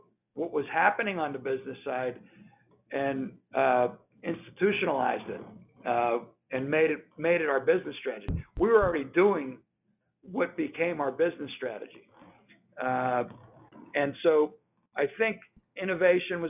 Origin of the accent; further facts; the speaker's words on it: Pittsburgh, Pennsylvania, United States; I grew up in Pittsburgh